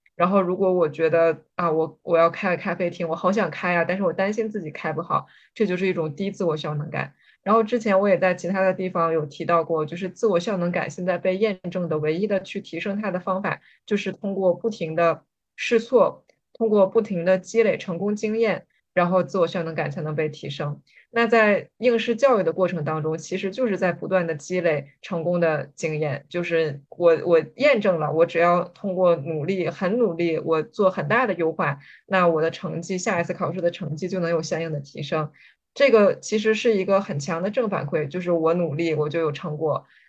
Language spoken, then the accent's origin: Chinese; Jilin, China; 我是来自吉林省，吉林省说实话是一个教育资源并不是非常均衡，而且比较地广人稀的省